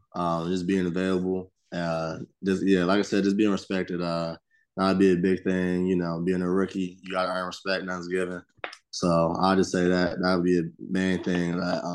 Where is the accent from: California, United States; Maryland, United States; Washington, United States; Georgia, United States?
Georgia, United States; And I mean, I was from Georgia, so it was SEC.